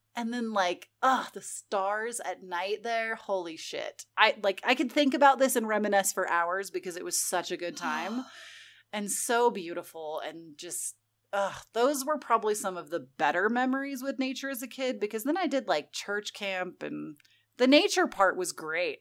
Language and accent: English; California, United States; moved away; growing up in California